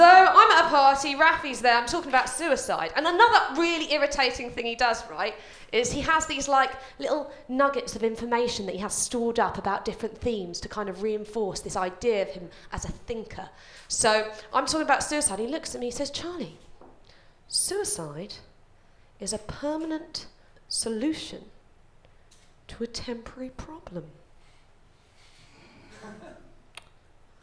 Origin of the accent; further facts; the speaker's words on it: London, United Kingdom; I grew up in a place called West Ruislip